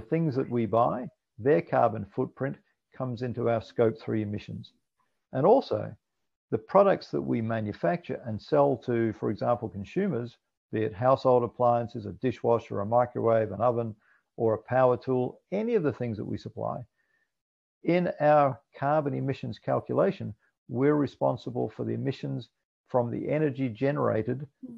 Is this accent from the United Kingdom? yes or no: yes; Scotland, United Kingdom; also born or lived in New Zealand; now in Australia; I was born in Scotland